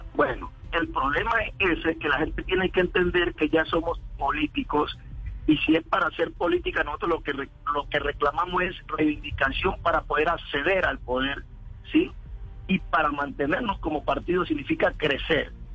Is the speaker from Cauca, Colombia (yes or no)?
yes; López de Micay, Cauca, Colombia; yo soy de López de Micay, donde nace el partido